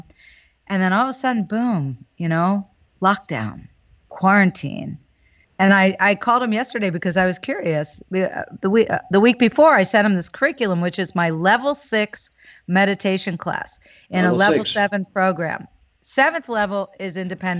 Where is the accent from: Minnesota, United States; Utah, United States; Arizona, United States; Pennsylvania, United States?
Pennsylvania, United States; New Hope; also born or lived in Philadelphia; There was a store where I grew up in New Hope, Pennsylvania, called Sagittarius Books.